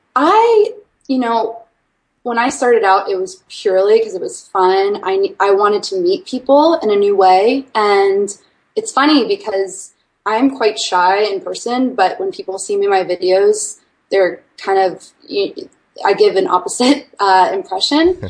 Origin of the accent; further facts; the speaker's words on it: Washington, District of Columbia, United States; moved away as an adult; also born or lived in Arkansas; am originally from Washington D.C. area